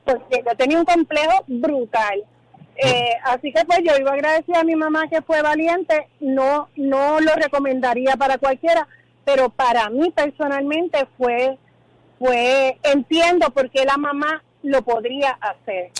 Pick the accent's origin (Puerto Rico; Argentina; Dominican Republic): Puerto Rico; Ponce; yo soy de Ponce